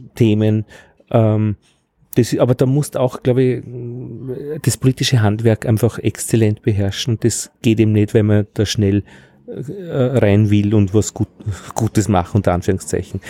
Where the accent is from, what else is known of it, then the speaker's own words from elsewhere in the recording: Altheim, Upper Austria, Austria; now in Vienna, Austria; am Land bei uns in Altheim in Oberösterreich